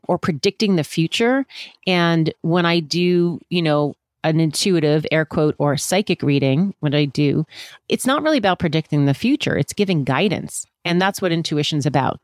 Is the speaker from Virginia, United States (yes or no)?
yes; Virginia, United States; also born or lived in Washington, D.C.; I was born in Washington, D C, but we lived in Virginia.